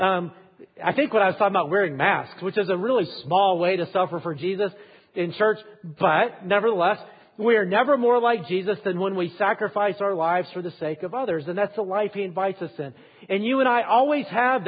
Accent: Alabama, United States; I am from Alabama.

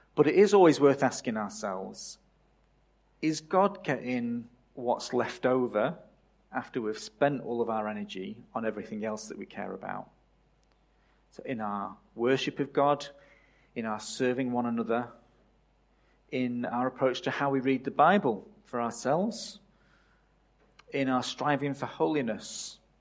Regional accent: England, United Kingdom; moved away as an adult; my country of birth

